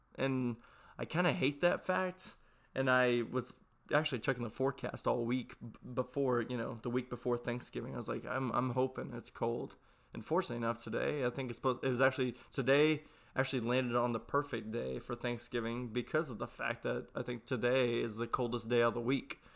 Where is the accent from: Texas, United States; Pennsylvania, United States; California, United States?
Texas, United States; I'm from Texas